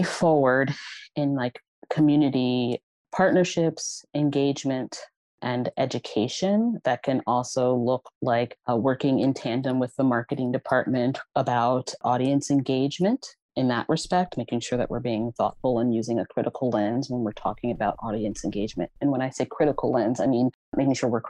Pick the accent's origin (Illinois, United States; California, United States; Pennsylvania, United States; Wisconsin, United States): Pennsylvania, United States; Philadelphia; I grew up in the Mantua section of Philadelphia